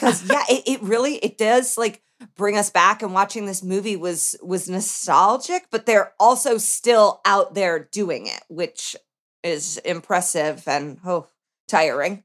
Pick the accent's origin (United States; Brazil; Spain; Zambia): United States; Indiana; born or raised there; now in Los Angeles, United States